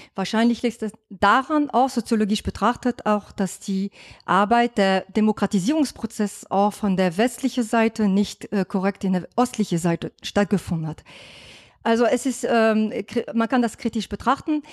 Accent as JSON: {"language": "German", "country": "France", "second_language": "German", "moved": "yes", "lives_now": "Germany", "said": "ich als Französin, ich bin nicht gebürtige Deutsche"}